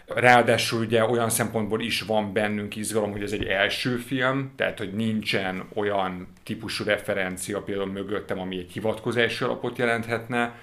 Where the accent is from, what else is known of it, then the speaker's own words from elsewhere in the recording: Budapest, Hungary; ahol felnőttem, a 17. kerületben, egy panel rengetegben.